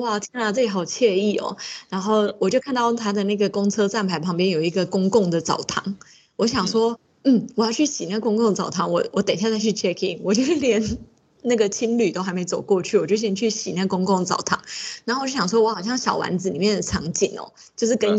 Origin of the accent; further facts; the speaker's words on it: Taiwan; 我们台湾人这么容易就可以来到日本